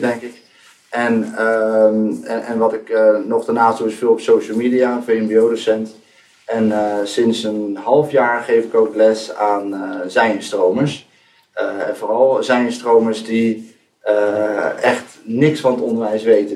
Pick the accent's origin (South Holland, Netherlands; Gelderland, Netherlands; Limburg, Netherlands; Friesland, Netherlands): South Holland, Netherlands; Rotterdam; now in Enschede, Netherlands; kom eigenlijk al uit Rotterdam, maar ik woon de laatste jaren in Enschede.